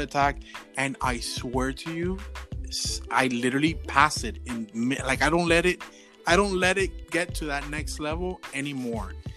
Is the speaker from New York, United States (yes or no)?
no; Miami, Florida, United States; we're just a little straight 305 Miami over here